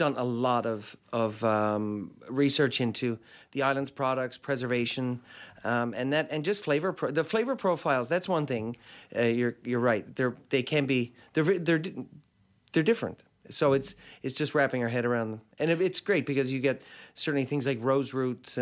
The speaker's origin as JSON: {"language": "English", "town": "St. John's", "region": "Newfoundland and Labrador", "country": "Canada", "tie": "born or raised there", "said": "I grew up in St. John's"}